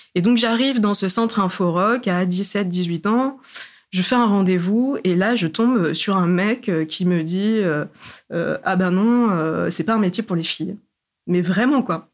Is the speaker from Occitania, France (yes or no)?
no; Clermont-Ferrand, Auvergne-Rhône-Alpes, France; moved away as an adult; moi, je viens du centre de la France, euh, en Auvergne. Je suis née à Clermont-Ferrand